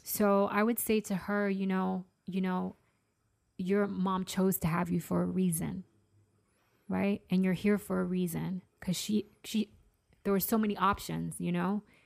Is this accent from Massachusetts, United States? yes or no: yes; Massachusetts, United States; I'm from Massachusetts.